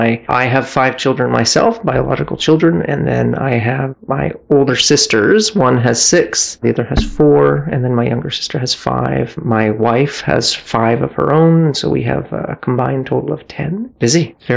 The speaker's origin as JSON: {"language": "English", "town": "Cardston", "region": "Alberta", "country": "Canada", "tie": "born or raised there", "also_born_or_lived": "Victoria", "said": "I was born in Victoria, British Columbia a long time ago. We were there for a couple years and then my family moved out to southern Alberta, small town of Cardston. We spent about 8 years."}